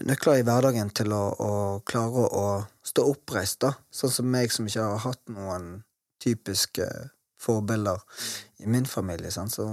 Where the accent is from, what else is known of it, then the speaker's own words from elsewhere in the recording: Bergen, Vestland, Norway; Og jeg også ute dette her med nynazismen i Matopen, der jeg vokste opp.